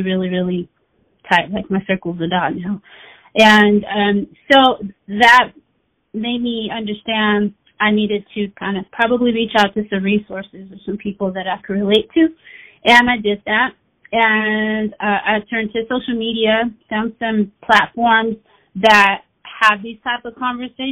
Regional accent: Daly City, California, United States; also born or lived in Oakland; I'm originally from the Bay Area. I was born in Oakland, raised in Daly City, and now I'm back in Oakland.

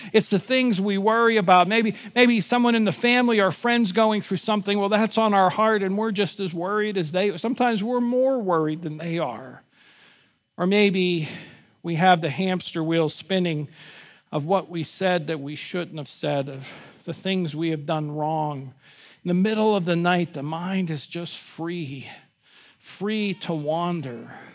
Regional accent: Pittsburgh, Pennsylvania, United States; I grew up in Pittsburgh, born and raised

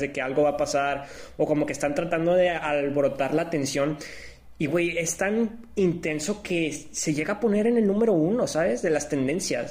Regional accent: Mexico; nosotros como siendo mexicanos

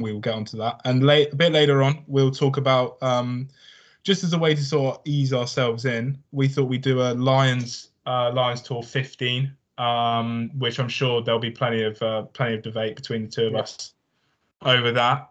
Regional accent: Somerset, South West England, United Kingdom; also born or lived in London; I reside or I come from Somerset, the mighty Somerset. Um, born in London, lived there for a very, very short amount of time. Um, moved down here, and I've uh, been stuck here ever since, really.

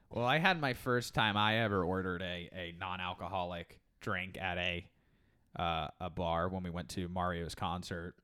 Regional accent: Orlando, Florida, United States; I grew up in Orlando

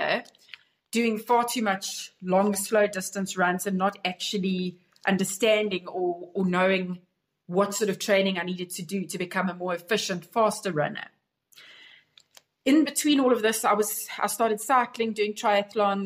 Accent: Pietermaritzburg, KwaZulu-Natal, South Africa; I grew up in Pietermaritzburg in KZN

